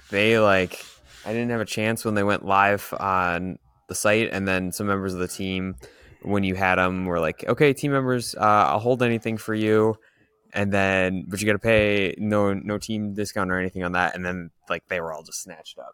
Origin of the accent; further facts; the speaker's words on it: Green Bay, Wisconsin, United States; I'm from the Green Bay area